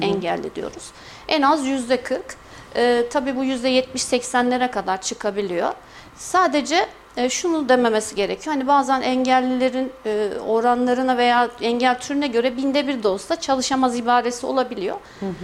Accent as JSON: {"language": "Turkish", "town": "Kayseri", "region": "Kayseri Province", "country": "Turkey", "tie": "born or raised there", "said": "merkez doğumluyum, Kayseri doğumluyum."}